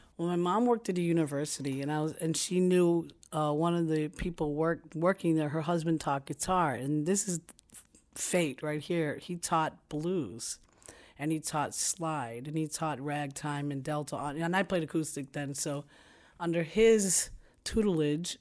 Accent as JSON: {"language": "English", "town": "New York City", "region": "New York", "country": "United States", "tie": "born or raised there", "said": "I was born in Brooklyn, New York"}